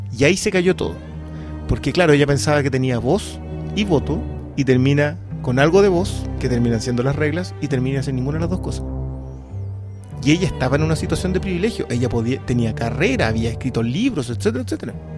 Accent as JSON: {"language": "Spanish", "country": "Peru", "moved": "yes", "lives_now": "Chile", "said": "yo soy de Perú"}